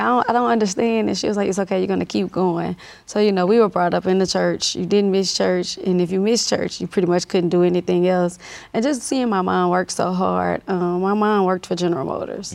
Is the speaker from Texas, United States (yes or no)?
no; Monroe, Louisiana, United States; now in Baton Rouge, United States; I grew up in North Louisiana, Monroe, Louisiana